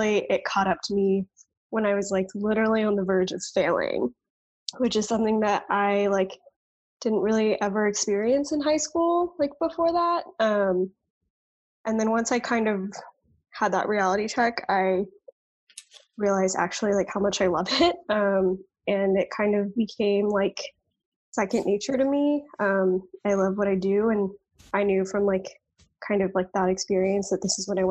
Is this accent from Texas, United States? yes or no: yes; Dallas, Texas, United States; I am a Texas native, born and raised. I grew up in Dallas suburbs